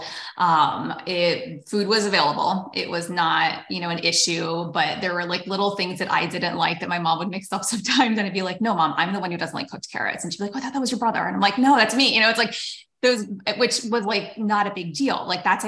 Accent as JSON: {"language": "English", "town": "Erie", "region": "Pennsylvania", "country": "United States", "tie": "born or raised there", "said": "when I was growing up in Erie, Pennsylvania"}